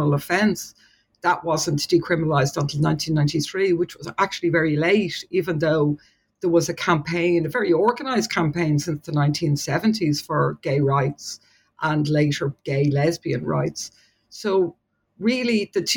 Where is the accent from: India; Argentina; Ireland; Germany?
Ireland; Dublin, Leinster; moved away as an adult; also born or lived in Liverpool; now in Dunedin, New Zealand; I'm from Dublin, and I studied at University College Dublin